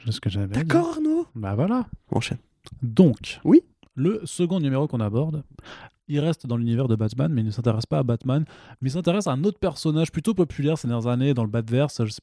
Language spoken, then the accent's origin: French; Italy; Je suis italien, j'ai le droit.